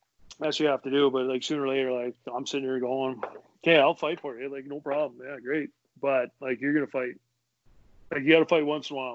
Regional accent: Edmonton, Alberta, Canada; I grew up in Edmonton

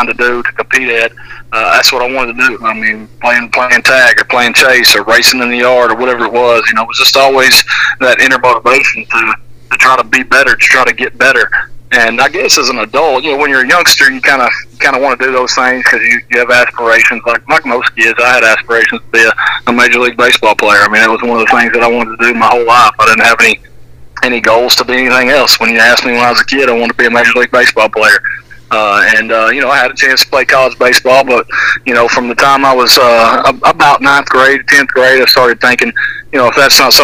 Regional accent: Tatum, Texas, United States; being an East Texas boy most of my life, I grew up in Tatum.

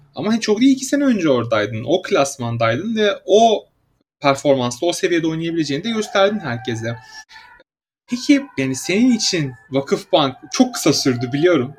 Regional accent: Samsun, Turkey; ben mesela Samsunluyum.

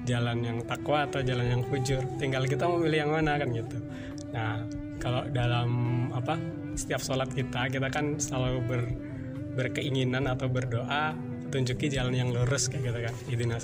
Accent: Pringsewu, Lampung, Indonesia; also born or lived in Ambarawa; Pringsewu masih di Pringsewu di tepatnya di desa Sukoharjo satu gitu tapi lahirnya nggak di situ sih gitu. lahirnya di Ambarawa gitu di Ambarawa sampai umur 3 tahun gitu. terus pindah ke Sukoharjo satu

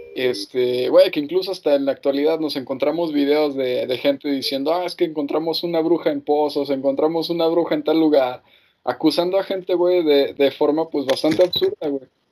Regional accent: Mexico; como mexicanos

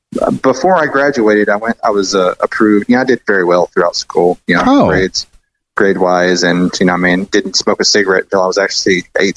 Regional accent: Dardanelle, Arkansas, United States; born there; also born or lived in Appleton, Arkansas; I was born in Dardanelle, Arkansas.

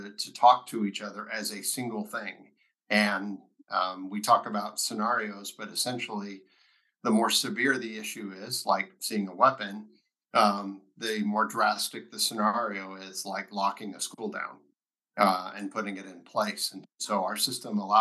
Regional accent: Lubbock, Texas, United States; born and raised Texan, grew up in Lubbock, graduated from high school there

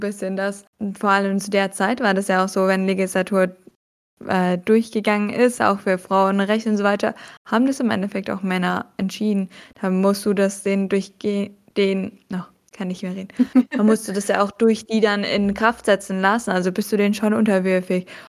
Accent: Germany; wir als Deutsche

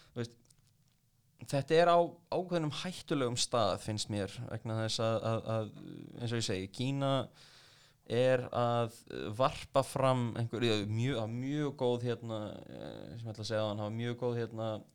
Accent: Iceland; ég er frá Íslandi

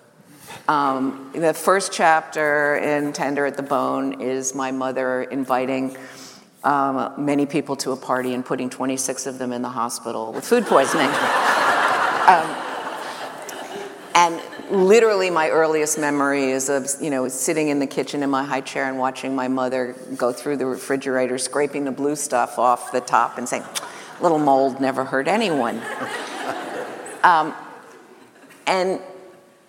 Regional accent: New York City, New York, United States; I grew up in Greenwich Village

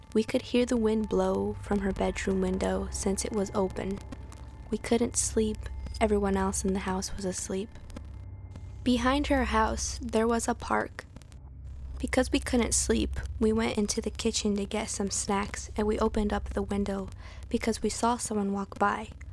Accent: Santa Fe, New Mexico, United States; born and raised in Santa Fe, New Mexico

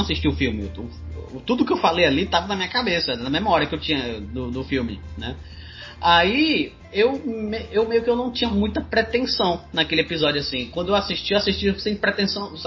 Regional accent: Ceará, Brazil; eu sou cearense

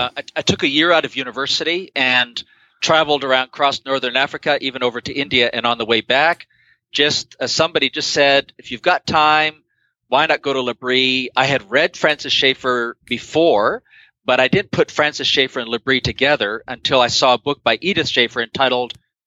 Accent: Guayaquil, Guayas, Ecuador; part of what I'm responding to is my experience of growing up in Guayaquil, Ecuador, where our pastor, Miguel Lecaro, who was hugely influential when I was a teenager

